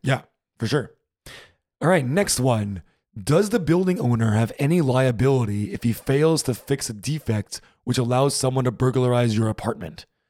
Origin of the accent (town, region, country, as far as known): United States; moved away as an adult; now in Berlin, Germany